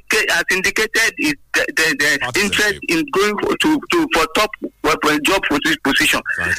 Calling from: Abeokuta, Ogun State, Nigeria; from Abeokuta.

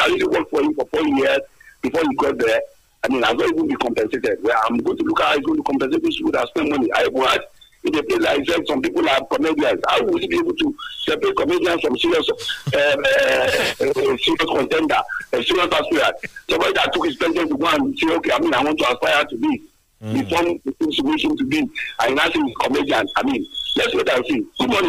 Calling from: Abeokuta, Ogun State, Nigeria

